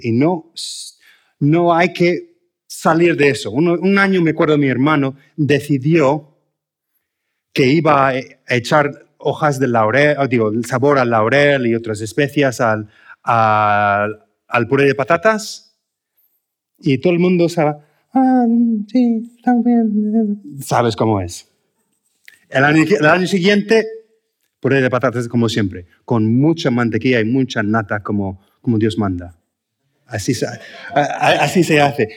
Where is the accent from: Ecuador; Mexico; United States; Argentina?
United States; Spanish is a second language; moved away as an adult; now in Spain; como americano